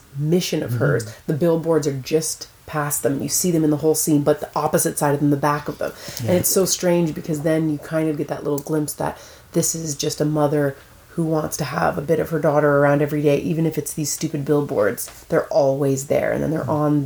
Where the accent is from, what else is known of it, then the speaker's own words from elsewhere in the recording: Newfoundland and Labrador, Canada; I grew up in Newfoundland